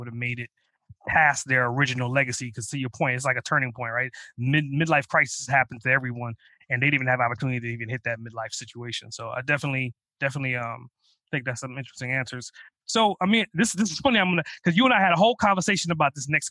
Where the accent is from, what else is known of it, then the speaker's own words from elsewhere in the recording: New York City, New York, United States; now in Atlanta, United States; I grew up in Brooklyn